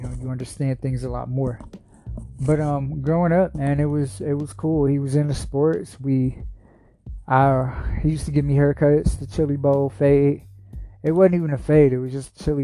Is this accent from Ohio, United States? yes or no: yes; Shaker Heights, Ohio, United States; also born or lived in Stockton, California / Cleveland, Ohio; I grew up in Shaker Heights, Ohio